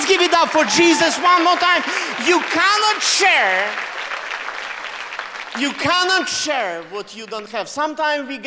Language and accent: English; Russia; accent: Russian; English is a second language; moved away; Why do I use Russian accent? I'm Russian